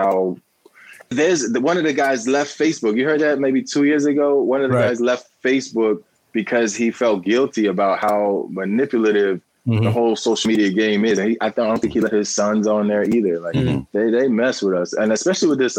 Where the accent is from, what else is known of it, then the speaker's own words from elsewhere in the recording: Westchester, New York, United States; also born or lived in New Rochelle, New York; I grew up in Westchester